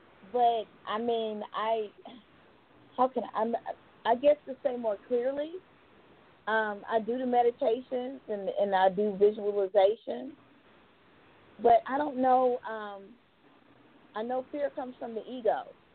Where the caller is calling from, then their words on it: Georgia, United States; I'm calling from Georgia.